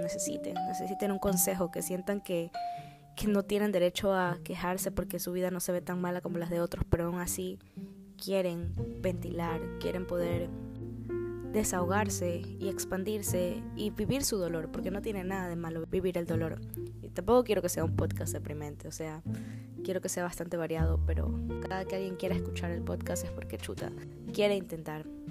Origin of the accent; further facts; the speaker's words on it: Guayaquil, Guayas, Ecuador; now in Chicago, United States; resido actualmente en la ciudad de Chicago, en Estados Unidos, pero soy originaria de Guayaquil, Ecuador